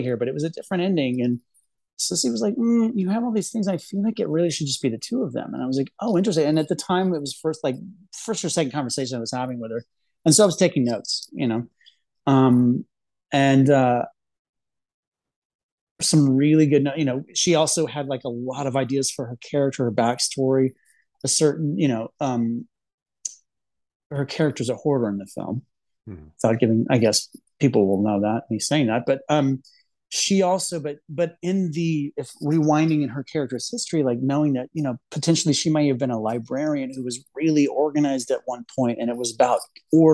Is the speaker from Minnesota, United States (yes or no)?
no; Texas, United States; I grew up in Texas in the Bible Belt.